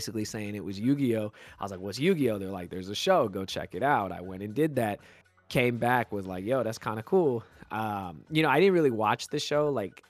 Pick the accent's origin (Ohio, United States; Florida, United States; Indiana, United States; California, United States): California, United States; Bay Area, Northern; I was born and raised in the Bay Area, so in Northern California